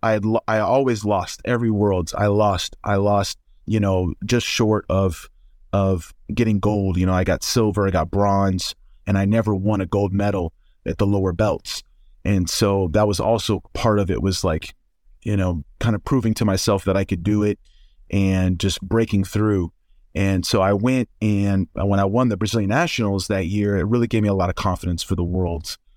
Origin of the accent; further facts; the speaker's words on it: Oklahoma, United States; I'm from Oklahoma.